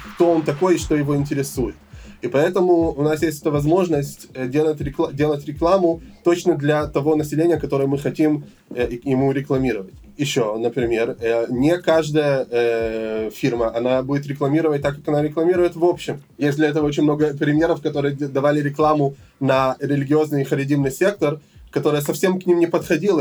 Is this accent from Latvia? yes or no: no; Jerusalem, Jerusalem District, Israel; also born or lived in Odesa, Ukraine / Elazar, Gush Etzion; Я родился в Одессе 34 э, года назад, в 92 году, когда мне было 5 лет, мы приехали в Израиль, в Иерусалим. С тех пор мы жили в Иерусалиме